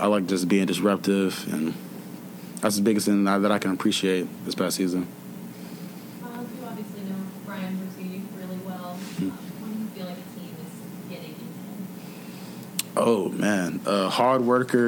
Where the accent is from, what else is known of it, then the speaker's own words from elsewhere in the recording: Atlanta, Georgia, United States; moved away; I'm from Atlanta